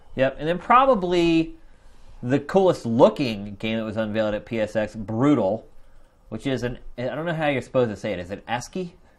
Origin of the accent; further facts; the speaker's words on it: Philadelphia, Pennsylvania, United States; moved away as an adult; I was from Philadelphia, so you know Philly's crazy